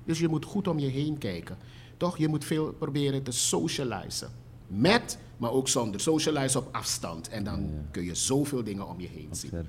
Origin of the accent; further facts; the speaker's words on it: Suriname; also born or lived in Netherlands; ik kwam pas terug uit Nederland. Ehm, ik was een jaar of zeven, acht